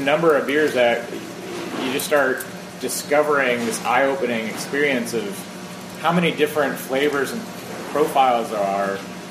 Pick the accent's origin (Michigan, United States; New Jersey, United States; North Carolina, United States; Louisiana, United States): New Jersey, United States; right outside of Philadelphia; So I'm from South Philadelphia, or South Jersey, right outside of Philadelphia. Right. My parents grew up there. I went to high school in Philadelphia.